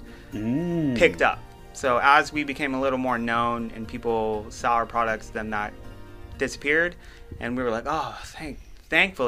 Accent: Guam; moved away; also born or lived in California; I lived in California for a while, and I was born on Guam, an island and stuff

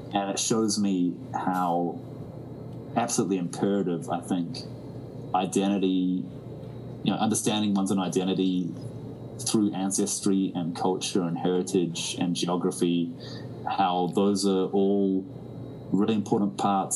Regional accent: New Zealand; the way we were raised in New Zealand was definitely very unique.

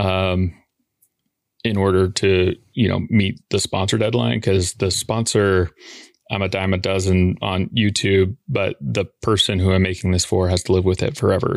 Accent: Boise, Idaho, United States; moved away as an adult; now in Portland, Oregon, United States; I'm from Boise

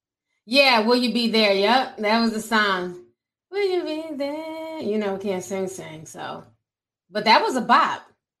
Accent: Midwest, United States; English is a second language; growing up in the Midwest

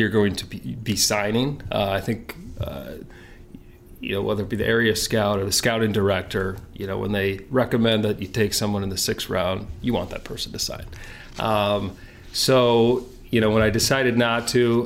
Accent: Detroit, Michigan, United States; it was nice growing up in Detroit and having the Tigers not too far to watch

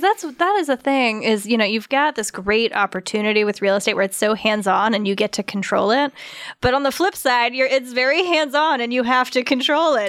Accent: Douglasville, Georgia, United States; I grew up in Douglasville

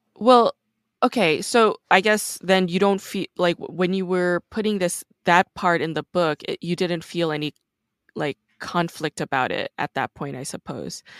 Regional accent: New York, United States; I'm actually from New York

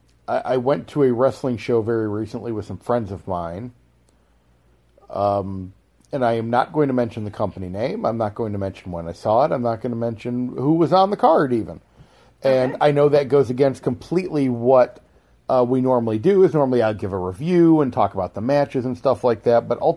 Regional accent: Florida, United States; my home state, in our home state of Florida

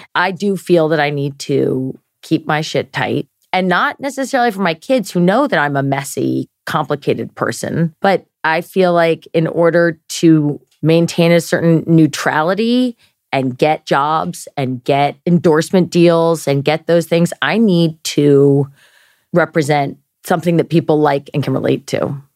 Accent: Maryland, United States; we're both from Maryland

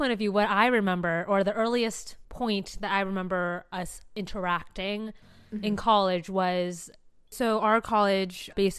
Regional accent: San Diego, California, United States; for reference, I am from San Diego.

